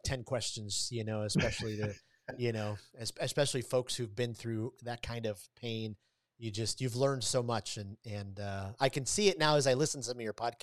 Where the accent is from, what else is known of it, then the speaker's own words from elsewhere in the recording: Detroit, Michigan, United States; I grew up in Detroit, so not far from Ann Arbor, Michigan